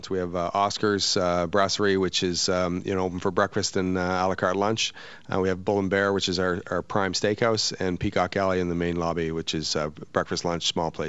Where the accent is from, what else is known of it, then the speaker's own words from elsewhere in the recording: New Brunswick, Canada; also born or lived in Bermuda; Uh, well, I'm from Canada originally, and I worked. Uh, uh, I grew up on the East Coast, New Brunswick, okay. small town